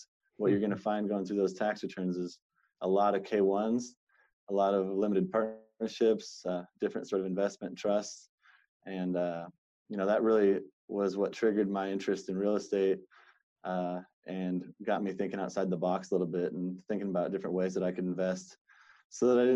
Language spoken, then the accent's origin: English; Seattle, Washington, United States; born and raised in Seattle, Washington